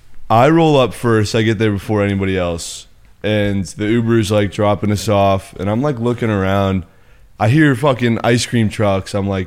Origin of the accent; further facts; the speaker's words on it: California, United States; moved away; I'm from California